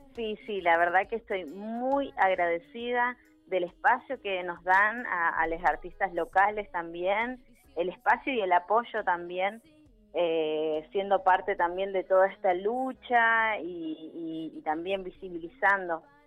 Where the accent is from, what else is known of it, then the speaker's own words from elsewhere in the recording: Neuquén, Argentina; soy, soy de acá de Neuquén